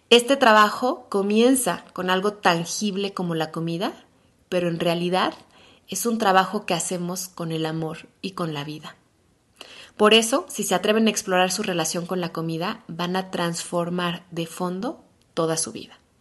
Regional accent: Mexico City, Mexico; soy mexicana de la Ciudad de México

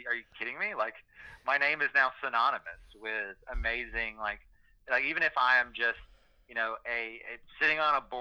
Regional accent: Alabama, United States; I grew up in Alabama

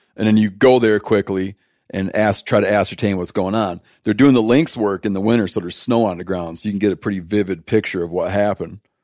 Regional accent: United States; I'm, I'm deeply American

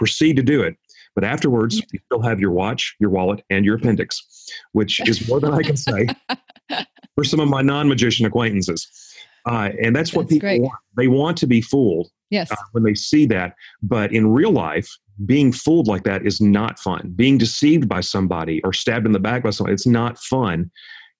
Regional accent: Jackson, Tennessee, United States; I grew up in Jackson, Tennessee

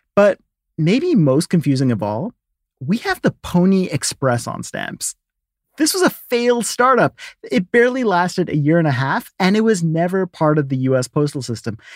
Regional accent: Brooklyn, New York, United States; I was from Brooklyn and visiting my parents in Georgia

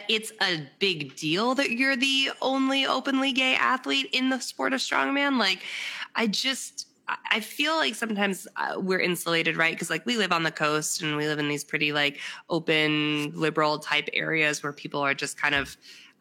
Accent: Newton, Massachusetts, United States; moved away as an adult; now in Rhode Island, United States; where I grew up in Boston

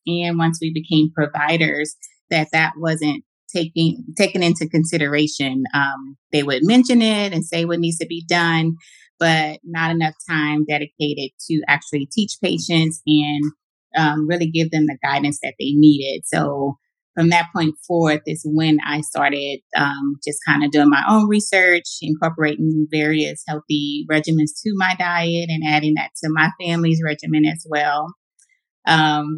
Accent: Houma, Louisiana, United States; moved away as an adult; now in Houston, United States; I grew up in a small town as well, Houma, Louisiana

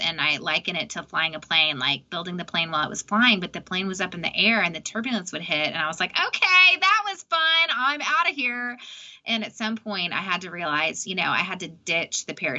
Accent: Austin, Texas, United States; I'm from Austin

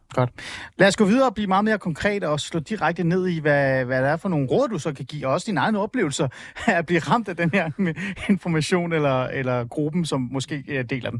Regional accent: Iran; now in Denmark; jeg er fra Iran

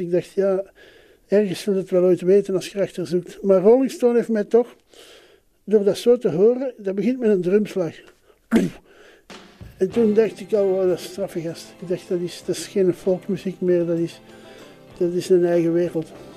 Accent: Flanders, Belgium; also born or lived in Brussels; in een elite school in Brussel als Vlaming

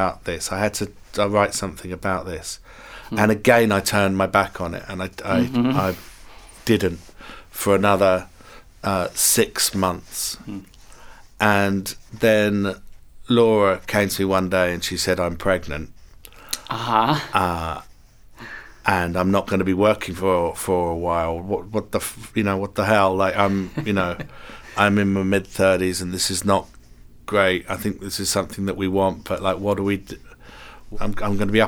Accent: England, United Kingdom; I'm English.

